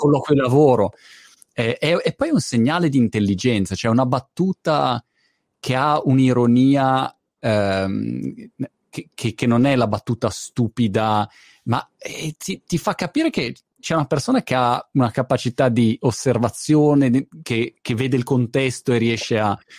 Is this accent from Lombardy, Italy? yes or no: yes; Milan, Lombardy, Italy; Io sono milanese d'origine